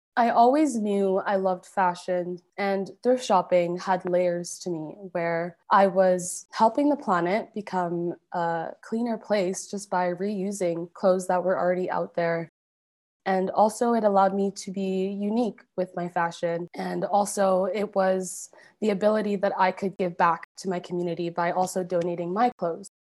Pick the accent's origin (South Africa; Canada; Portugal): Canada; Calgary, Alberta; also born or lived in Montreal, Quebec; I was born in Montreal, Quebec. I moved to Calgary, Alberta, when I was around six years old, and I've been here ever since.